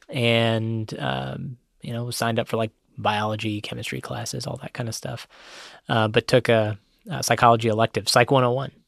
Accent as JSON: {"language": "English", "town": "Cincinnati", "region": "Ohio", "country": "United States", "tie": "born or raised there", "said": "I grew up here in Cincinnati"}